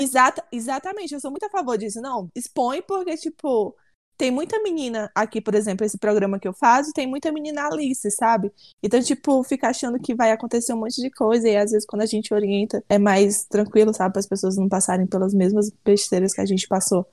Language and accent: Portuguese; Brazil; moved away as an adult; now in United States; a gente é brasileira